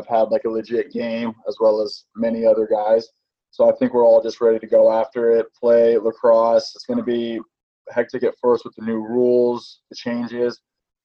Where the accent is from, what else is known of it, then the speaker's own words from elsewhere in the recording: Utah, United States; moved away; Growing up in Utah